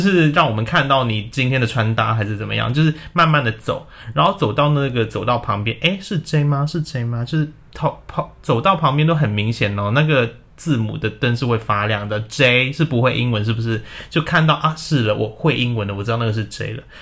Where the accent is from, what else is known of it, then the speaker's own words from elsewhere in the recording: Hong Kong; now in Taiwan; 我们住在亚洲嘛， 我现在住在台湾 而且我在香港的房子非常小